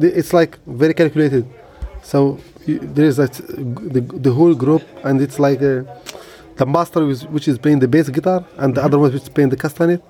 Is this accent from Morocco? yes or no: yes; Essaouira, Marrakesh-Safi, Morocco; I was born in Sawera.